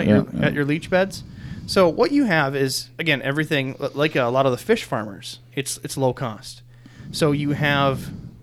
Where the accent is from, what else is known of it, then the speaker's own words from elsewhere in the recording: Minnesota, United States; growing up in Minnesota